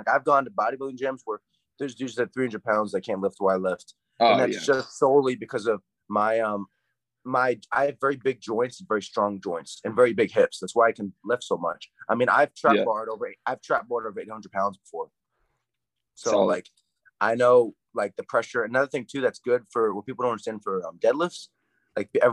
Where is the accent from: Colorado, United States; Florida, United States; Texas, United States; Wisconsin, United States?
Texas, United States; I'm from Texas